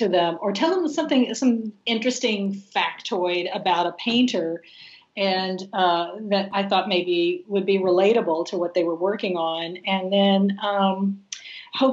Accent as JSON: {"language": "English", "region": "Texas", "country": "United States", "tie": "born or raised there", "moved": "yes", "lives_now": "Los Angeles, United States", "said": "growing up in Texas with my dad"}